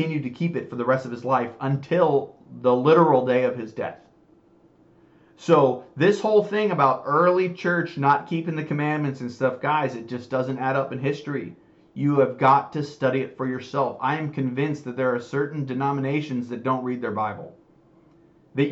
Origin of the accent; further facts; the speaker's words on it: United States; I was raised in the United States